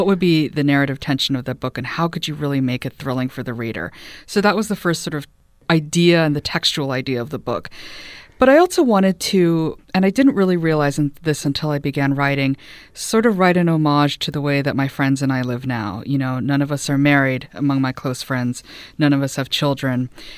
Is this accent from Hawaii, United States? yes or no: yes; Hawaii, United States; also born or lived in Los Angeles / Texas; I was raised in Hawaii. We lived there for a little bit when I was a kid, and then again, I finished up high school there. The family had been living in Texas